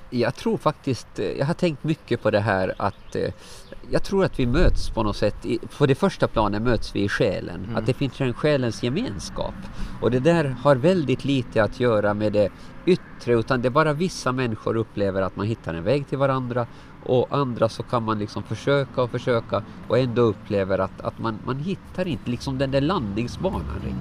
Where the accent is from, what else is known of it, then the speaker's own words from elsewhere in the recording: Åland, Finland; born there; var är en tryggare plats än där jag är född på Åland?